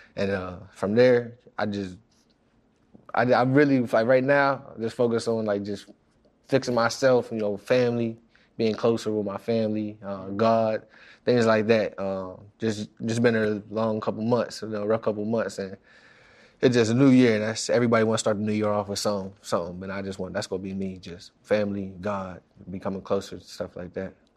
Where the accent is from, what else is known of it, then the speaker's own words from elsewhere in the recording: Pittsburgh, Pennsylvania, United States; moved away as an adult; now in New York, United States; I'm from Pittsburgh, where it ain't You know, there ain't nothing really